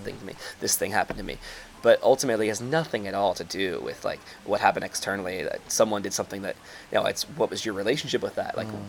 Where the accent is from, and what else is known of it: United States